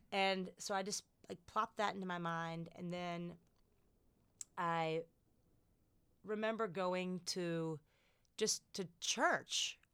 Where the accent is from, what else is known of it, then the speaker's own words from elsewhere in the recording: United States; being fiercely American